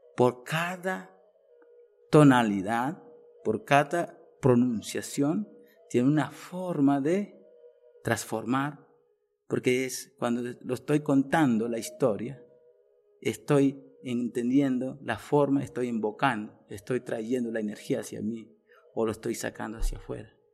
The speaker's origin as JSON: {"language": "Spanish", "area": "Arhuaco", "region": "Sierra Nevada de Santa Marta", "country": "Colombia", "also_born_or_lived": "Marinilla, Colombia", "said": "pertenezco a la cultura Vintucua, mm, más reconocido como Arhuaco, de la Sierra Nueva Santa Marta, norte de Colombia"}